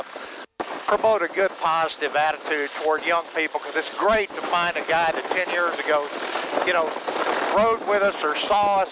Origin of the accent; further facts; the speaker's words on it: New Iberia, Louisiana, United States; I was born and raised down in New Iberia